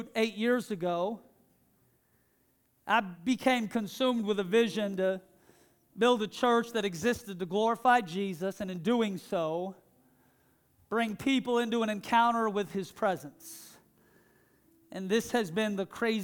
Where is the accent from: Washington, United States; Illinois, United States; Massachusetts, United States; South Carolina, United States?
Washington, United States; Seattle; the church that I grew up in Seattle